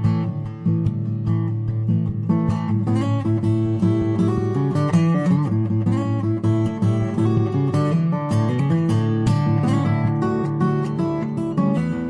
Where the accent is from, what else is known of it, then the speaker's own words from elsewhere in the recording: United States; also born or lived in New Jersey / New York; now in New Mexico, United States; I'm from New Jersey and in New York originally, I'm a New Yorker, and I'm in New Mexico now